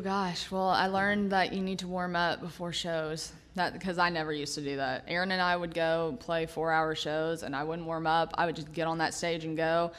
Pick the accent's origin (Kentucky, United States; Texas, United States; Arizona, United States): Kentucky, United States; Lexington; moved away as an adult; now in Franklin, United States; I'm actually from Lexington, Kentucky, born and raised.